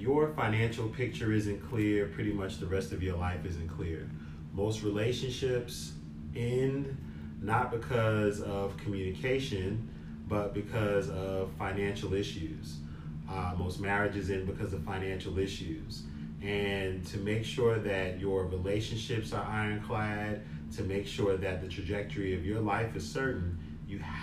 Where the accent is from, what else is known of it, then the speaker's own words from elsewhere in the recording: Newark, New Jersey, United States; I am originally from Newark, New Jersey. I grew up in Newark, was raised in Newark